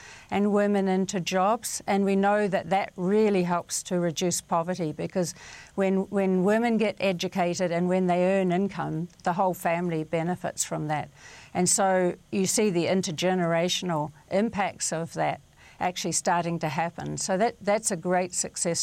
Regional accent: New Zealand; growing up in New Zealand

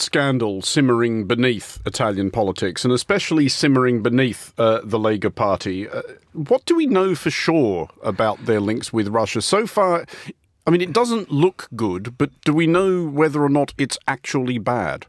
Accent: Australia; now in London, United Kingdom; an Australian living in London

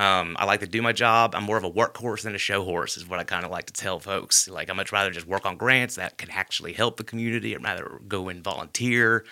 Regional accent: Hoover, Alabama, United States; I grew up in Bluff Park.

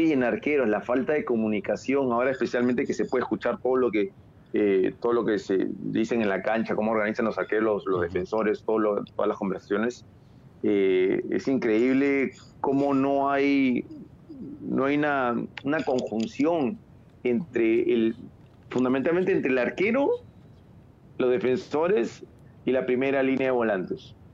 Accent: Panama; Hey, mira, yo soy, yo, soy panameño, pero, pero mi liga de panameña no, creo que pueda.

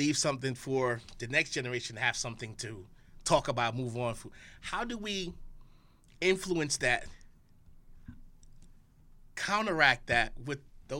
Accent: Saint Thomas, U.S. Virgin Islands; Oh, the Virgin Islands in St. Thomas.

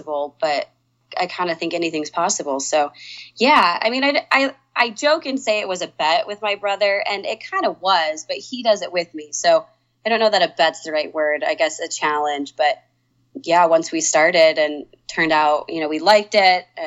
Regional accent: Denver, Colorado, United States; also born or lived in Oklahoma; moved to Denver when I was 5.

